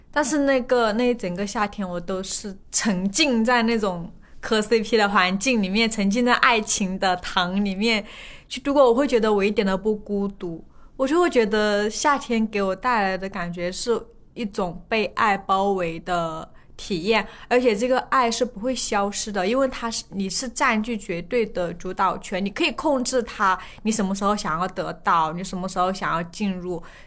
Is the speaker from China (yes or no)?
yes; Guizhou, China; moved away; 不是在山里，我们是在高原啊。海拔比较高的地方